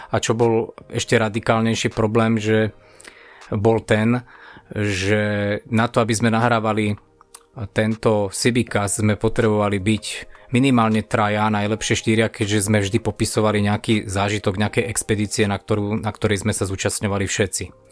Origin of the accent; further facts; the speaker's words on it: Stupava, Bratislava Region, Slovakia; takže ja som zo Stupavy, preto mi ostalo meno